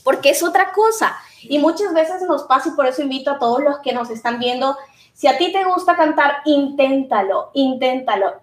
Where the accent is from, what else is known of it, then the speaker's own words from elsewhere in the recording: Usulután, El Salvador; moved away; soy eh, salvadoreña